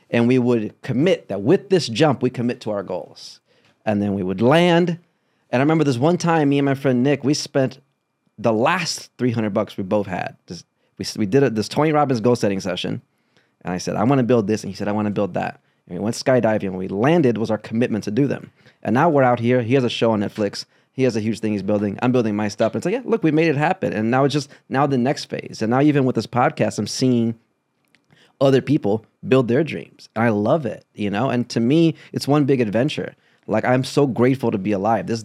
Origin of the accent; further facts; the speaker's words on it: Brazil; moved away; And I I'm very grateful for the American experience, my experience as a Brazilian. My dad is Cuban. We moved from Brazil to Cleveland, then to Kentucky, then to Chicago.